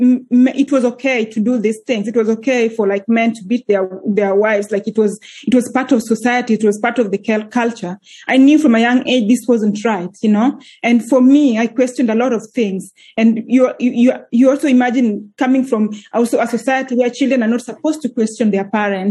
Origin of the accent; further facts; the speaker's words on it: Kenya; moved away as an adult; now in Iceland; I'm originally from Kenya. So that's where born and raised in Kenya. I moved to Iceland 11 years ago when I was 25 years old.